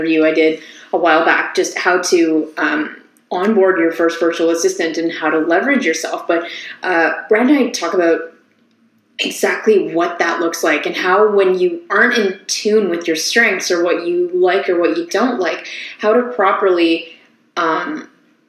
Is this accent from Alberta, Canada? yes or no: no; Ottawa, Ontario, Canada; now in Toronto, Canada; I'm actually from Ottawa